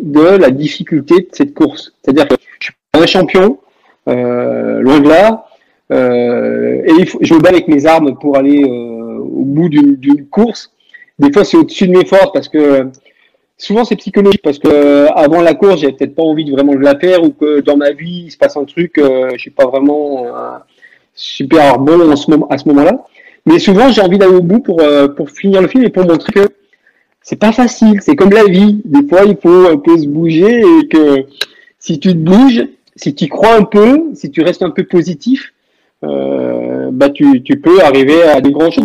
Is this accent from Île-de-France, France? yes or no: no; Languedoc-Roussillon, Occitania, France; je suis du Languedoc-Roussillon